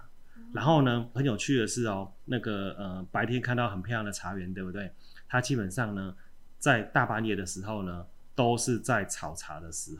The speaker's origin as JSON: {"language": "Chinese", "town": "Chiayi", "country": "Taiwan", "said": "我们嘉义人都很好客啊哈，"}